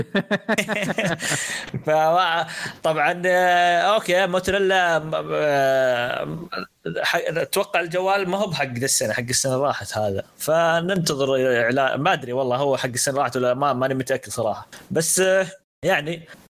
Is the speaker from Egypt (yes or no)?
no; Saudi Arabia; عندنا في السعوديه